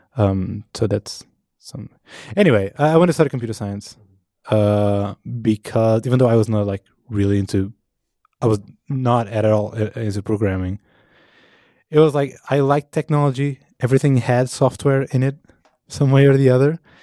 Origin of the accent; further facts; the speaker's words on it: Portugal; moved away; I am from Portugal